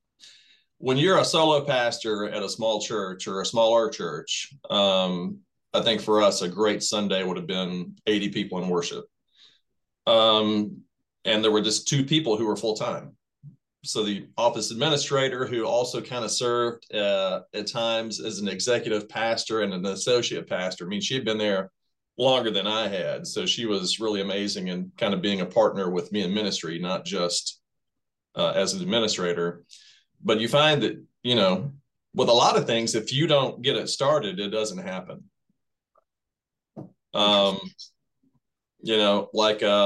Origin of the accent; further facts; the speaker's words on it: Shelbyville, Tennessee, United States; I'm a native Tennessean. I was born in Middle Tennessee, Shelbyville, Tennessee.